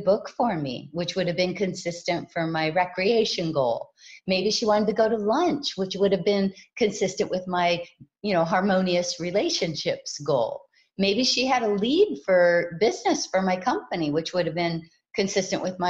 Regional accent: Hawaii, United States; I was raised in Hawaii

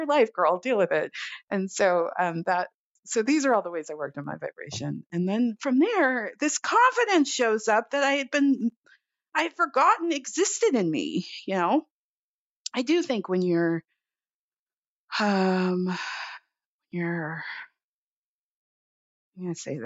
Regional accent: Los Angeles, California, United States; also born or lived in Oakland; I grew up in Los Angeles

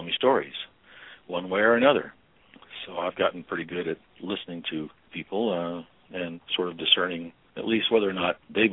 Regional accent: Albuquerque, New Mexico, United States; I was born and raised and educated in Albuquerque, New Mexico

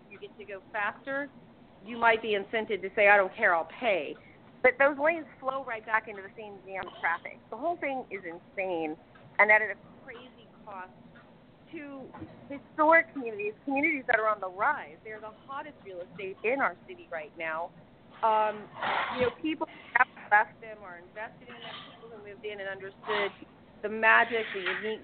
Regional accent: Miami, Florida, United States; now in Tampa, United States; I'm from Miami originally. That's where I grew up.

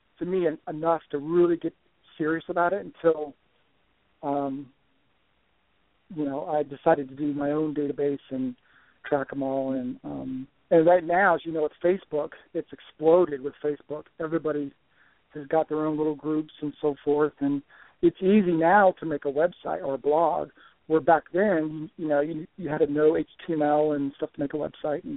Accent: Florida, United States; moved away as an adult; now in Kentucky, United States; growing up in Florida, down there in the swamps

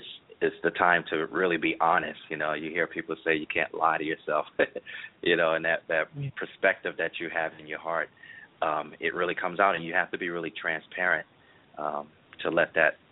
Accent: Brooklyn, New York, United States; also born or lived in Queens, New York / Norfolk, Virginia; now in Orlando, United States; I am originally from Brooklyn, New York

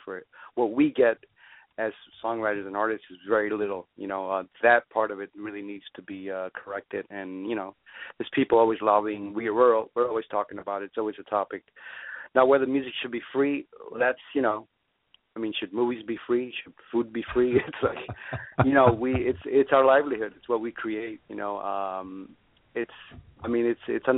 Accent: New York City, New York, United States; moved away as an adult; also born or lived in Cuba; now in Miami, United States; I grew up in New York, and like you said before, I did grow up around a very musical family

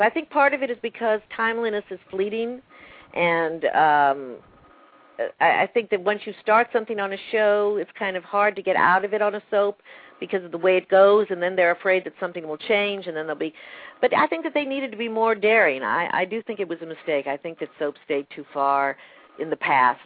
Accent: Texas, United States; also born or lived in Manhattan, New York / Martha's Vineyard; now in New York, United States; I grew up in Texas with an Air Force base

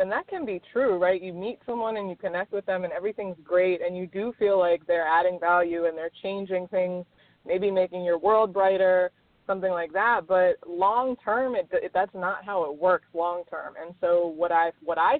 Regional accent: Maryland, United States; moved away; also born or lived in Miami, Florida; I'm originally from Maryland. I lived in Miami for 8 years

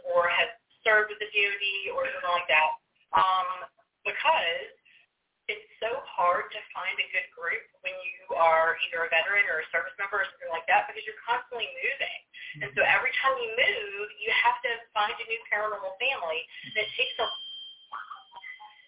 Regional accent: Georgia, United States; now in Gettysburg, United States; I'm from Georgia

